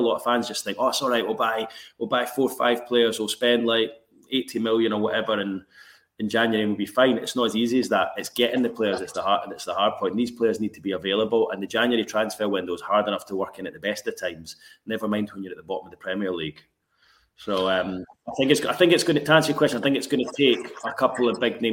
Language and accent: English; Edinburgh, Scotland, United Kingdom; moved away as an adult; also born or lived in Glasgow; now in Newcastle, United Kingdom; I grew up in Edinburgh